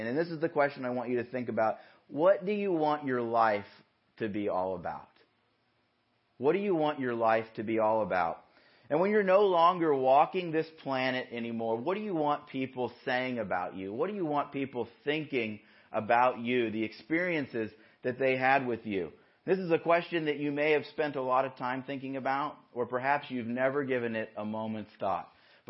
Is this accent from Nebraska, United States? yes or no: no; Yorba Linda, California, United States; So I grew up in Yorba Linda. My parents still live in the house that we grew up in.